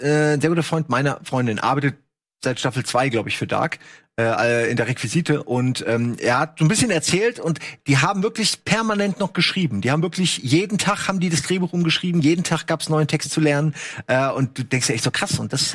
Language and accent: German; Germany; ich als, als Deutscher